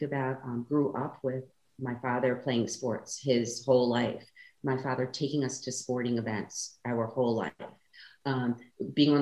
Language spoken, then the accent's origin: English; New York, United States; moved away; So originally I came from New York